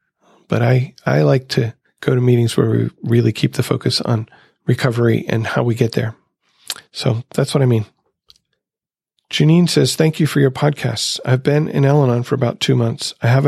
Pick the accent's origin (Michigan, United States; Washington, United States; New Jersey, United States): Michigan, United States; Grand Rapids; from Grand Rapids, Michigan.